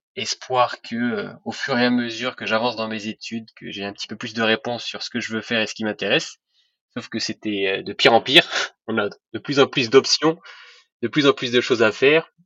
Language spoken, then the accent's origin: French; Rabat, Rabat-Salé-Kénitra, Morocco; moved away as an adult; also born or lived in France; je suis né en France, mais j'ai grandi au, Maroc. donc, mes parents faisaient leurs études en France et ensuite on est tous rentrés au Maroc. Donc, j'y ai fait toute ma scolarité à Rabat